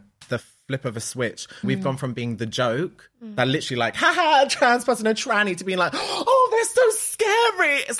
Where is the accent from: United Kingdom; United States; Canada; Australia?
United Kingdom; London; I'm from Ladbroke Grove